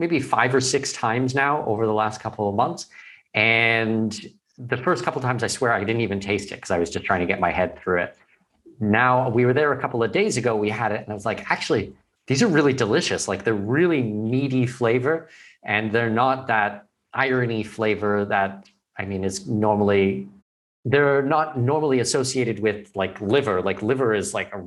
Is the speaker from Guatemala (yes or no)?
no; Canada; moved away as an adult